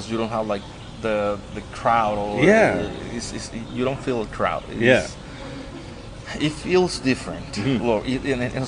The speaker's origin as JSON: {"language": "English", "town": "Ensenada", "region": "Baja California", "country": "Mexico", "moved": "yes", "lives_now": "Loreto, Mexico", "said": "I'm actually not from Loreto. I'm from Ensenada."}